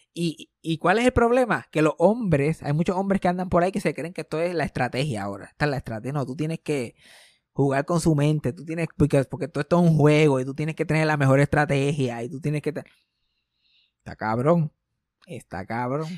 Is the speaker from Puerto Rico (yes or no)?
yes; Puerto Rico; a mí como puertorriqueño